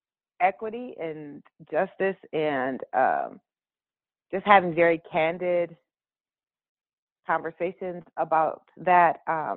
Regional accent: Waterloo, Iowa, United States; I'm from Waterloo, Iowa. And most people don't think there's Black people in Iowa, but there are.

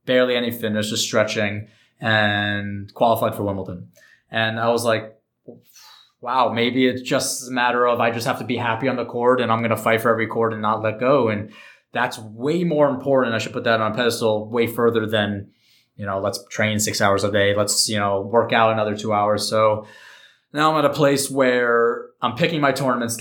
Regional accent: New York, United States; I'm from New York

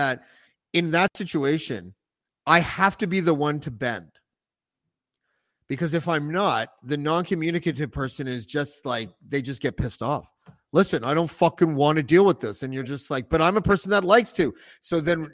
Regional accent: Canada; as a Canadian

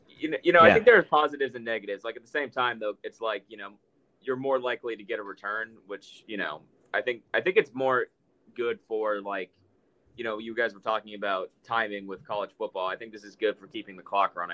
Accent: Tampa, Florida, United States; I'm from Tampa

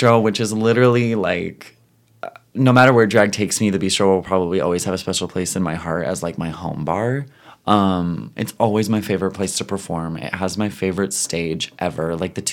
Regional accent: Ottawa, Ontario, Canada; I am from Ottawa

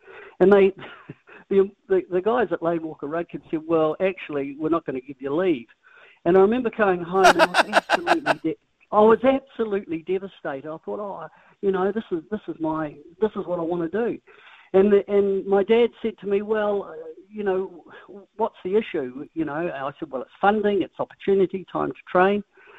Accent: Christchurch, Canterbury, New Zealand; I was born in Littleton, down in Christchurch, and I was really fortunate in those early years in some ways to get a hell of a lot, because my mum and dad had nothing. They were just normal Kiwi folk.

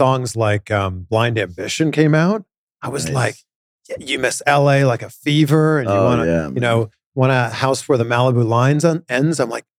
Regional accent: Canada; moved away as an adult; also born or lived in Cleveland, United States; now in United States; I'm from Canada.

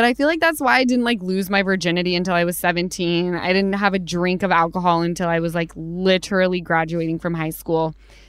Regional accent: Utah, United States; Yeah, because we're from Utah.

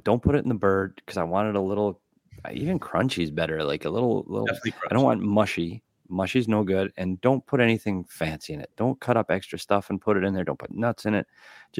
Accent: Midwest, United States; I do miss growing up in the Midwest, a little snow, a little cold.

